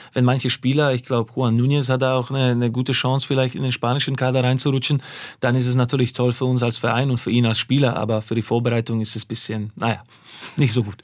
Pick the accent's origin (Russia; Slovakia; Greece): Slovakia; German is a second language; now in Germany; ich bin ja gebürtiger Slowake.